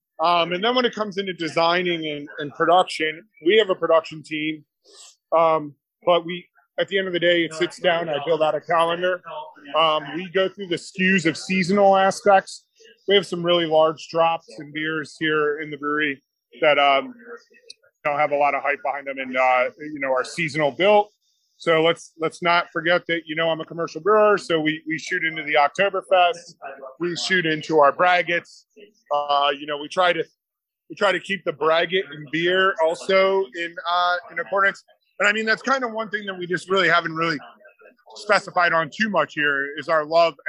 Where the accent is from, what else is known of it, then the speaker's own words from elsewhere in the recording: East Coast, United States; Just as an FYI, I'm from the East Coast.